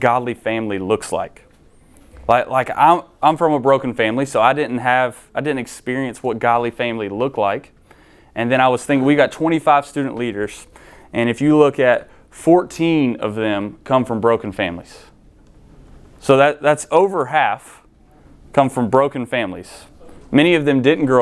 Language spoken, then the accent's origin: English; Shelby, North Carolina, United States; moved away as an adult; also born or lived in Mars Hill, North Carolina; I'm originally from Shelby